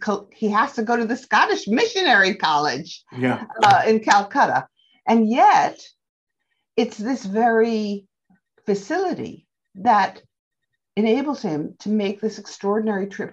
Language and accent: English; United States; also born or lived in England; now in Oxford, United Kingdom; I'm an American